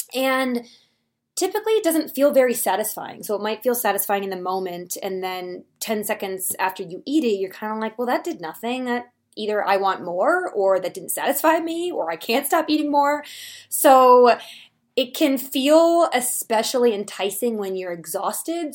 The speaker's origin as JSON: {"language": "English", "town": "Philadelphia", "region": "Pennsylvania", "country": "United States", "moved": "yes", "lives_now": "Colorado, United States", "said": "I live in Colorado, I'm from Philadelphia, so when I'm home for the holidays"}